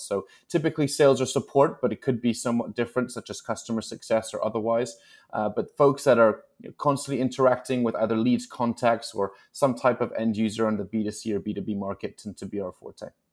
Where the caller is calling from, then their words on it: New York City, New York, United States; I'm calling in from, actually, cloudy New York City, New York today.